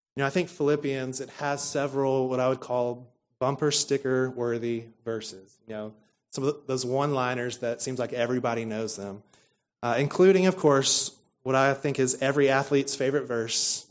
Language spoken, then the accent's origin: English; Stephenville, Texas, United States; we come from Stephenville, Texas, which is home to Tarleton State University